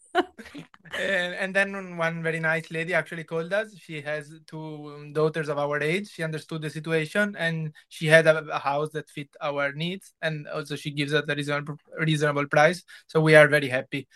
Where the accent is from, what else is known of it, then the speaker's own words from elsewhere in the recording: Venice, Veneto, Italy; I was born in Venice